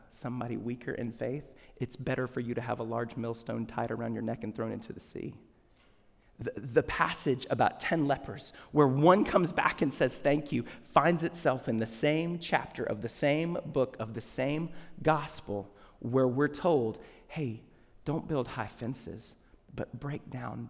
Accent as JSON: {"language": "English", "region": "the South", "country": "United States", "tie": "born or raised there", "said": "When I was little, I grew up in the South."}